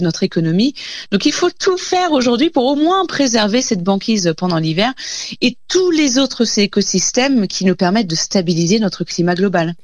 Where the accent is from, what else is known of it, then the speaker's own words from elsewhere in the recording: France; chez nous en France